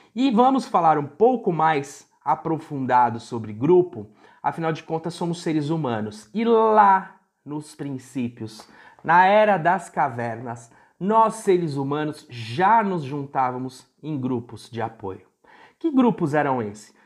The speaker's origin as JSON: {"language": "Portuguese", "country": "Brazil", "tie": "born or raised there", "moved": "yes", "said": "no interior onde eu fui criado"}